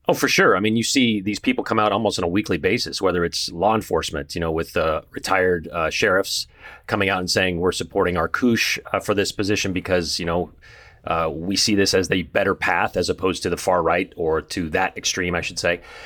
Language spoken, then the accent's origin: English; California, United States; now in Boise, United States; I grew up in California and, uh, on the coast